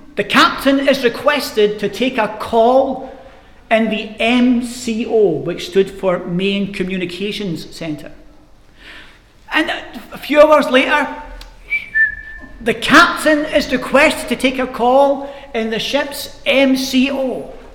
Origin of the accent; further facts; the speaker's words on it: Glasgow, Scotland, United Kingdom; I grew up in Glasgow, and the housing scheme I grew up in were tenement blocks, we called them in Glasgow